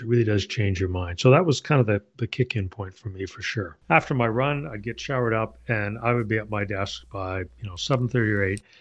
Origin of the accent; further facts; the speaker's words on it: Canada; moved away as an adult; now in Ohio, United States; my native Canada. Uh, since moved to Ohio